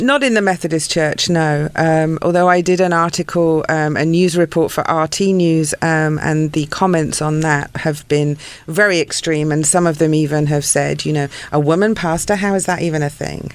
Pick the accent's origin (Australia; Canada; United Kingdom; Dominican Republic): United Kingdom; England; moved away; grew up in England